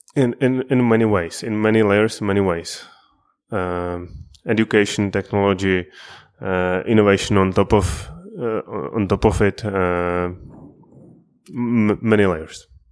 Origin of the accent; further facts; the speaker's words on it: Prague, Czechia; I'm also from Prague